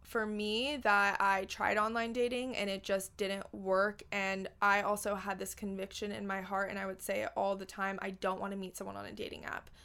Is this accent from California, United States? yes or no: yes; Los Angeles, California, United States; I was born and raised in Los Angeles, California